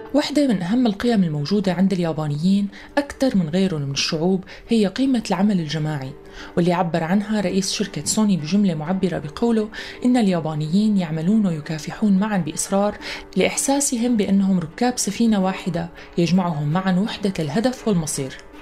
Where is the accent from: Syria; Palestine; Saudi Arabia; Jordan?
Syria; نحن كسوريين